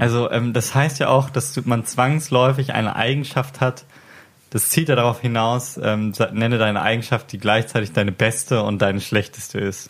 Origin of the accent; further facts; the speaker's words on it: Hamburg, Germany; ich komme aus Hamburg